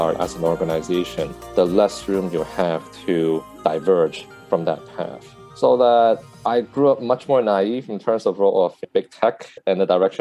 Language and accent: English; Vancouver, British Columbia, Canada; I grew up in Vancouver, Canada